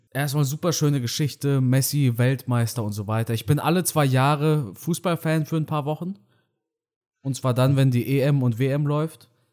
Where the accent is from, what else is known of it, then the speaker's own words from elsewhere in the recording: Germany; ich bin ja Deutscher, ich bin ja kein Ausländer. Meine Eltern ja, aber ich bin in Deutschland aufgewachsen